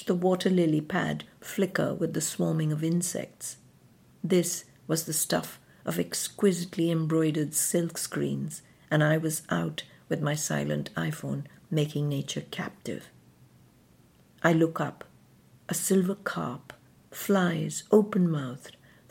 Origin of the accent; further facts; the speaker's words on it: southeastern India, India; also born or lived in Madras / Kent; now in London, United Kingdom; Growing up in southeastern India